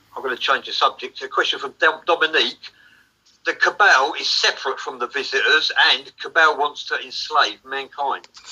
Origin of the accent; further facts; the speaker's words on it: England, United Kingdom; I'm from England